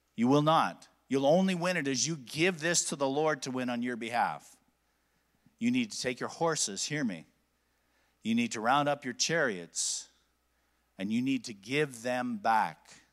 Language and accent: English; Alberta, Canada; I'm from Alberta.